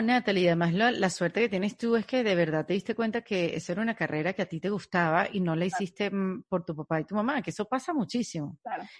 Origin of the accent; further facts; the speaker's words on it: Venezuela; yo como venezolana